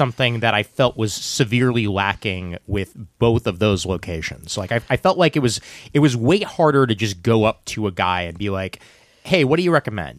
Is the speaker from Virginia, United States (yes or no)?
no; New York City, New York, United States; when I was growing up on King's Highway...